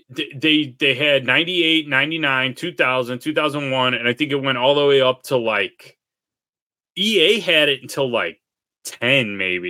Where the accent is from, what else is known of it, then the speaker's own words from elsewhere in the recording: Cook County, Illinois, United States; we grew up in Cook County